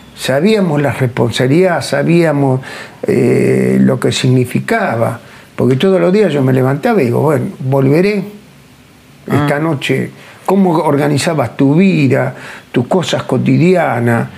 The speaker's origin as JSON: {"language": "Spanish", "country": "Argentina", "said": "cómo nos manejamos los argentinos"}